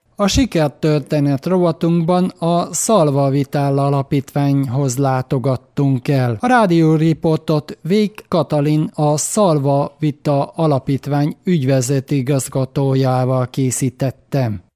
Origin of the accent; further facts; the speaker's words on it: Budapest, Hungary; én Baros Gábor telepen nevelkedtem